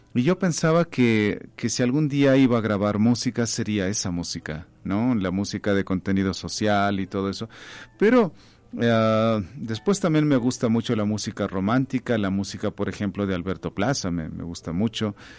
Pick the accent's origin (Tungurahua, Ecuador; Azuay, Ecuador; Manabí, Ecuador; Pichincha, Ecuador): Tungurahua, Ecuador; Baños de Agua Santa; now in Quito, Ecuador; nací en Baños de Agua Santa